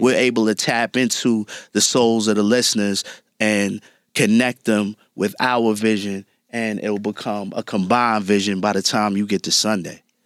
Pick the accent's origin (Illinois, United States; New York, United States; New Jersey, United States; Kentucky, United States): New York, United States; New York City; growing up in Brooklyn